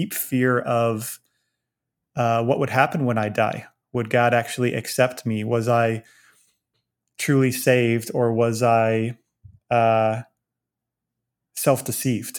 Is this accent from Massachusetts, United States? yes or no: no; Virginia Beach, Virginia, United States; now in Dallas, United States; I grew up in Virginia Beach, Virginia